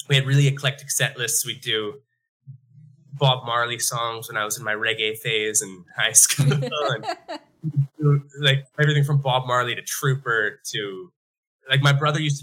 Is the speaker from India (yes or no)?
no; Bonnyville, Alberta, Canada; now in Edmonton, Canada; FKB was the name of a bar in our hometown. So we came from Bonnyville, Alberta